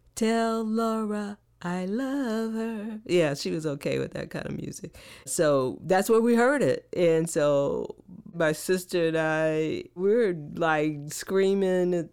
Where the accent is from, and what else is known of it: Oakland, California, United States; born or raised there